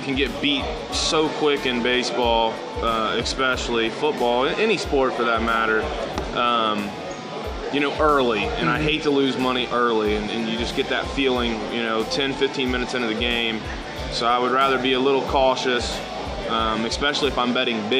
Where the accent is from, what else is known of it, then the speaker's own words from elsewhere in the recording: Chillicothe, Ohio, United States; from Chillicothe, Ohio.